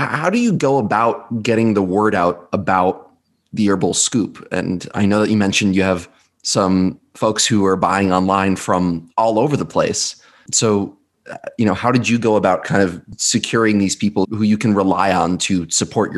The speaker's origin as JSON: {"language": "English", "area": "Western Sullivan County", "region": "New York", "country": "United States", "tie": "born or raised there", "said": "I was born and raised in Western Sullivan County"}